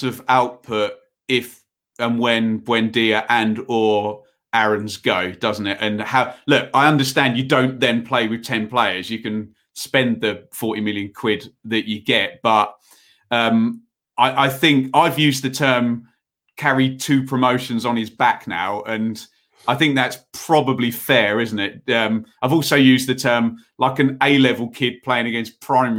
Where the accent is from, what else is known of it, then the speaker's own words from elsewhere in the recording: England, United Kingdom; I'm an English person